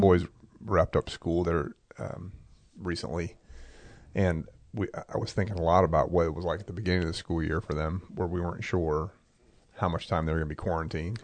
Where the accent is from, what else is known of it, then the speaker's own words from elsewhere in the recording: Maryland, United States; we grew up in Maryland primarily, and we were in a small country church